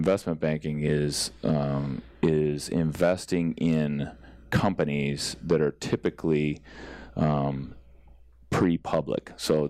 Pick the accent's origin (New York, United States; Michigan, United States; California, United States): California, United States; San Jose; also born or lived in Massachusetts; I was born in Massachusetts but raised in Bay Area.